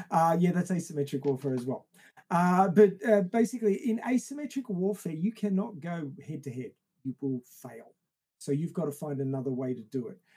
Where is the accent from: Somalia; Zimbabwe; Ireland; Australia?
Australia; I come from Australia